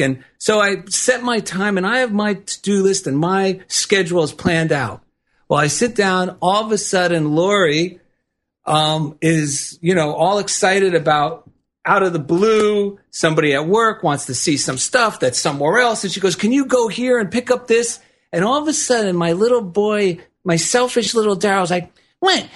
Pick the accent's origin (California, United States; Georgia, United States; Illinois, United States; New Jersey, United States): New Jersey, United States; now in Culver City, United States; a simple man from New Jersey